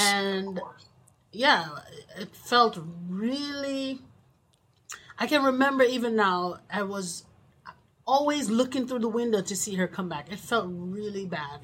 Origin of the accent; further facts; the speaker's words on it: Jamaica; moved away; We're from Jamaica, West Indies